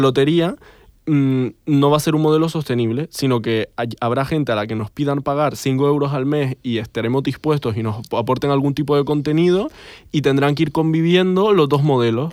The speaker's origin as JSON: {"language": "Spanish", "region": "Canary Islands", "country": "Spain", "said": "que yo no sé hacer porque soy canario"}